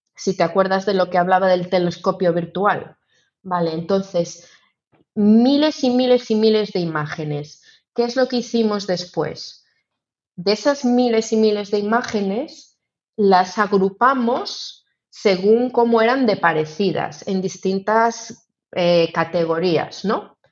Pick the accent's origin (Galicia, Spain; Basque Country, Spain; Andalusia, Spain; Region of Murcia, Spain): Galicia, Spain; Ourense; yo que soy de Orense